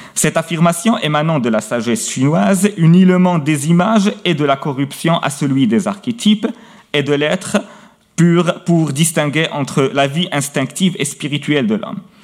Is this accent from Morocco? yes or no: yes; Meknes, Fès-Meknès, Morocco; Au Maroc, et plus précisément à Meknes, ma ville natale